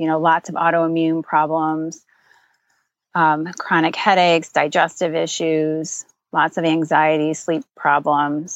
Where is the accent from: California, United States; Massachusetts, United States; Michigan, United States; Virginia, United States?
Michigan, United States; I'm born and raised in Michigan